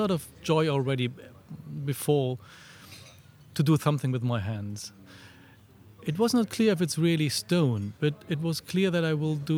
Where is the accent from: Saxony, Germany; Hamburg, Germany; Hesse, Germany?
Hesse, Germany; a small village close to Frankfurt; moved away as an adult; also born or lived in Freiburg; I was born in Germany in a small village close to Frankfurt. And then after my school, I moved first to Frankfurt